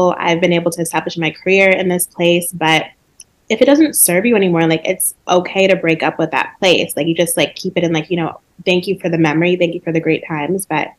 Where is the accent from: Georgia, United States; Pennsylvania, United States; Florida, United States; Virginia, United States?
Georgia, United States; Atlanta; moved away; also born or lived in Connecticut / New York; I grew up in Atlanta.